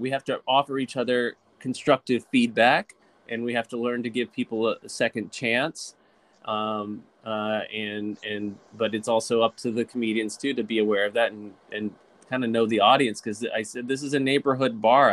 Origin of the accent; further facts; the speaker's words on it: Lynchburg, Virginia, United States; I was raised in Virginia in a small town called Lynchburg Virginia